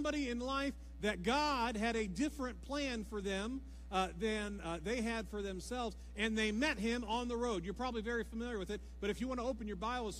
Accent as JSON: {"language": "English", "region": "Ohio", "country": "United States", "moved": "yes", "said": "We're all from Ohio"}